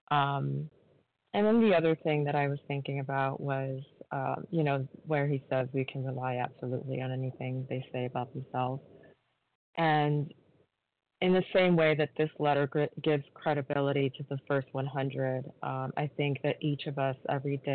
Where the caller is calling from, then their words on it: New York, United States; in New York.